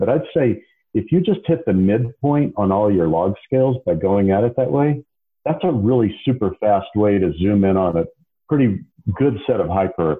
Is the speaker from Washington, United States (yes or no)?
no; Dallas, Texas, United States; now in Idaho, United States; I was born and raised in Dallas, but I'm living in Idaho now.